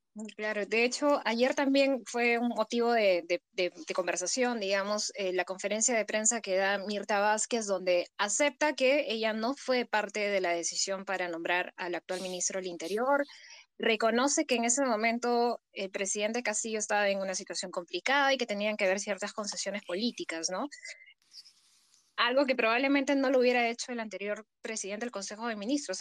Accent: Peru

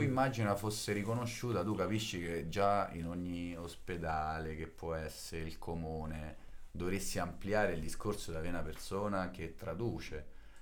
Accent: Rome, Lazio, Italy; first language Italian Sign Language; vengo da Roma

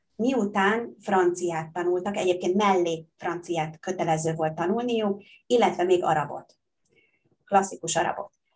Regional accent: Hungary; first language Hungarian; moved away as an adult; also born or lived in Bangkok, Thailand; én magyar vagyok, magyar állampolgár, magyar anyanyelvvel

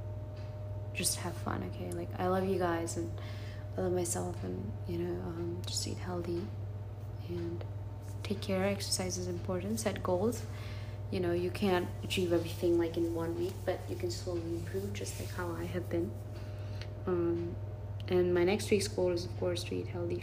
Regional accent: California, United States; moved away; I'm from California

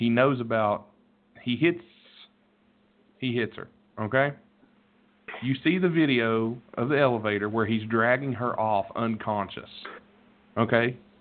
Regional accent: West Virginia, United States; I'm from West fucking Virginia. I was born in white trash

